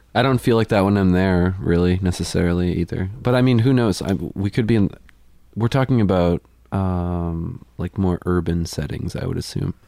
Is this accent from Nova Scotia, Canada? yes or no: yes; Amherst, Nova Scotia, Canada; moved away as an adult; now in Sackville, Canada; I grew up in Amherst